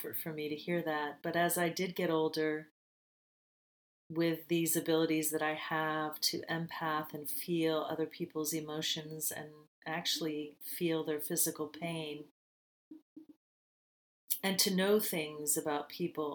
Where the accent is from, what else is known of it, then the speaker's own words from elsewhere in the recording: United States; moved away as an adult; now in Bali, Indonesia; I moved away from the United States of America in 2002